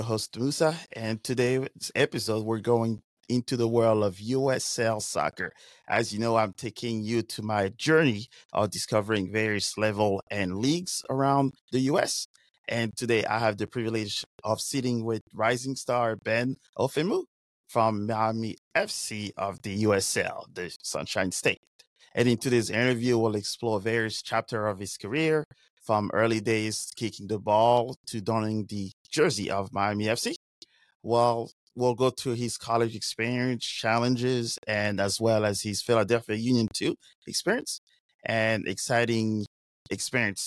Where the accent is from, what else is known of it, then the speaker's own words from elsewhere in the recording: Paris, Île-de-France, France; I grew up in Paris